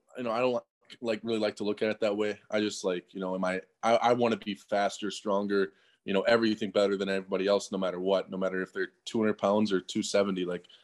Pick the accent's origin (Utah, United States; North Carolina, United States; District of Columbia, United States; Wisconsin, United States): Wisconsin, United States; I'm from Wisconsin.